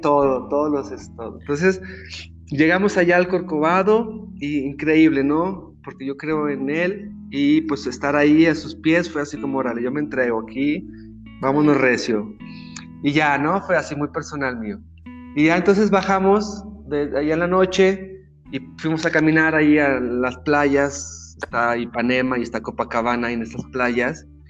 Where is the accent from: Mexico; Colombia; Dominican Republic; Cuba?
Mexico; otro mexicano